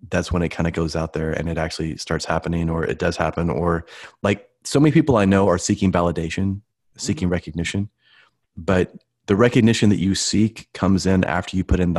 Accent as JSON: {"language": "English", "region": "Midwest", "country": "United States", "said": "I'm from the Midwest, you know, Coca-Colas and all that kind of stuff."}